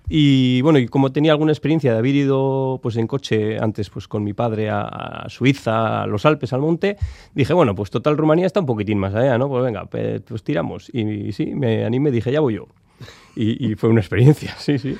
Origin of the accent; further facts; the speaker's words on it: Amurrio, Basque Country, Spain; soy de Amurrio, eso está muy adentro